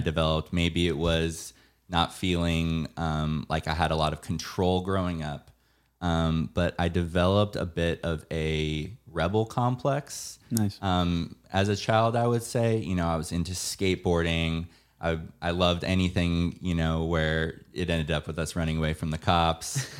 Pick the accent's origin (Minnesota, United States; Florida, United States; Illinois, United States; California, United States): California, United States; San Diego; now in Los Angeles, United States; I'm from San Diego